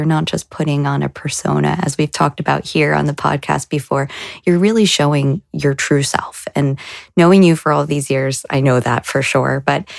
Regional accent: New Jersey, United States; now in Boston, United States; as I moved to Boston away from New Jersey

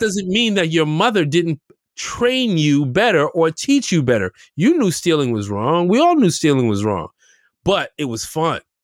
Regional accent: New York City, New York, United States; We grew up in Camber Heights

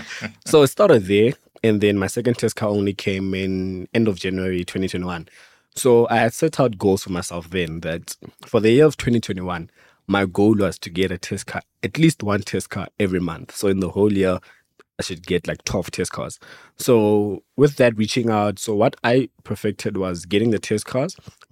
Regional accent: Pretoria, Gauteng, South Africa; also born or lived in Venda; I'm from Pretoria, but originally I'm from Venda. I grew up in Pretoria.

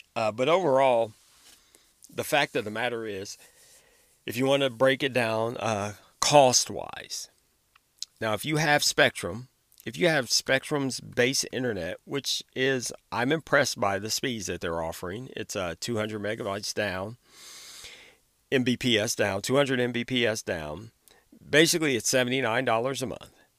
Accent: Ohio, United States; my home state of Ohio

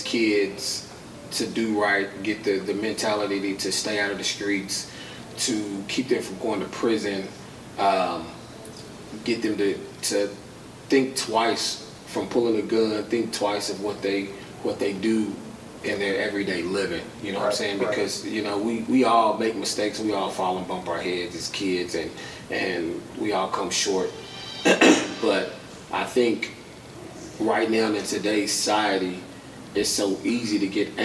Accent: Lexington, Kentucky, United States; I grew up here in Lexington, out in the East End area

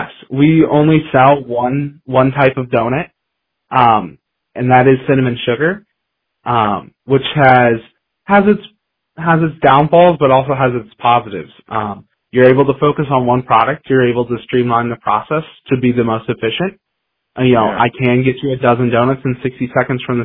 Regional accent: Pella, Iowa, United States; now in Cedar Falls, United States; I'm from Pella, Iowa, which is a smaller town 2 hours south

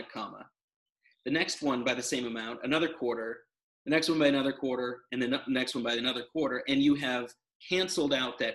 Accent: United States; I'm American

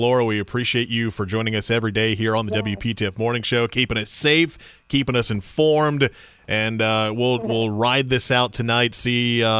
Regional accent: Indiana, United States; now in Raleigh, United States; back in my home state of Indiana

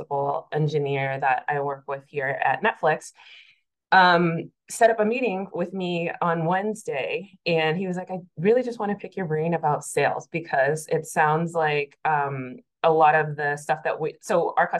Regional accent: Massachusetts, United States; moved away as an adult; now in Atlanta, United States; I'm originally from Massachusetts. I moved to Atlanta in 2019

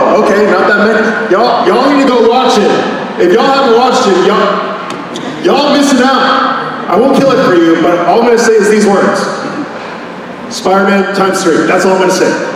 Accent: Charlotte, North Carolina, United States; moved away as an adult; also born or lived in California; I'm originally from Charlotte, North Carolina

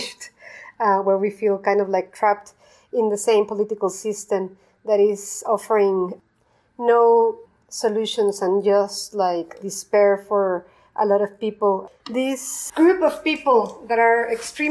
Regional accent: Mexico City, Mexico; I was born and raised in Mexico City

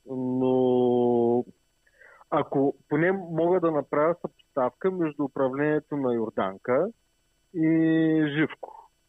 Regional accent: Stara Zagora, Stara Zagora Province, Bulgaria; now in Sofia, Bulgaria; Ами, родом съм от Стара Загора, но гласувам в София, така че имам наблюдение за двата града.

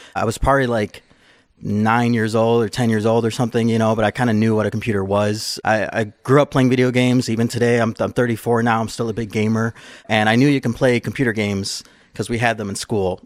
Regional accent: Chicago, Illinois, United States; I grew up in, uh, Chicago. I lived on the east side of Chicago

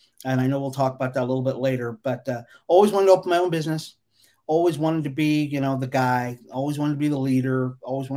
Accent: Las Vegas, Nevada, United States; I grew up here in Las Vegas, so I've been here in Las Vegas since early 60s

